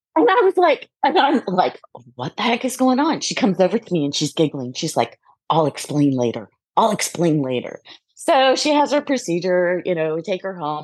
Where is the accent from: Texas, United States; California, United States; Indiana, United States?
California, United States; Southern; I was born and I grew up in Southern California